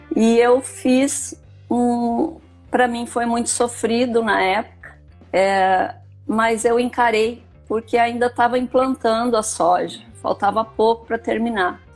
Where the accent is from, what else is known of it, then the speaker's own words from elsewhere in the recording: Rio Grande do Sul, Brazil; moved away as an adult; now in Rondonópolis, Brazil; Eu sou filha de agricultor, né? Eu vim do Rio Grande do Sul é, em 1979 me casei e vim para cá